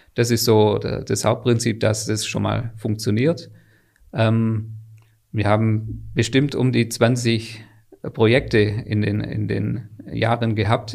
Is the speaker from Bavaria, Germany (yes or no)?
no; Swabia, Baden-Württemberg, Germany; Die Firma Wäschekrone an sich kannte ich schon, weil, weil das in meinem Heimatort mhm. einfach mhm. eine, eine Firma ist